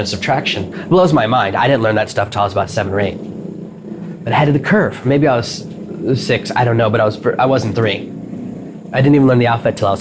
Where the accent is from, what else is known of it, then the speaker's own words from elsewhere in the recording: Nashville, Tennessee, United States; moved away; where I grew up in Nashville